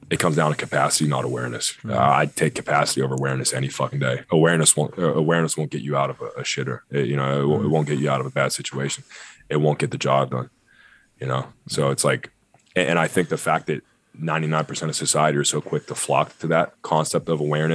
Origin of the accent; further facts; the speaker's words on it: Pittsburgh, Pennsylvania, United States; I'm from Pittsburgh